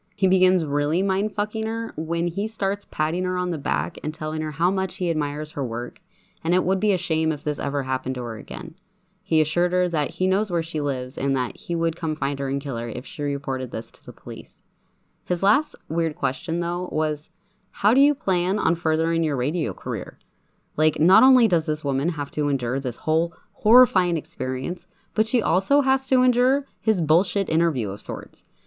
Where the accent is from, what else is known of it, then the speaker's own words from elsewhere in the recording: Spokane, Washington, United States; Spokane is my hometown